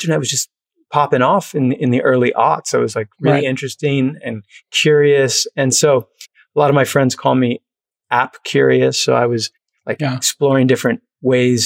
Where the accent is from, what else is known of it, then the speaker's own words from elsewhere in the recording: New York City, New York, United States; moved away as an adult; also born or lived in Los Angeles / Texas; now in Austin, United States; I grew up in New York.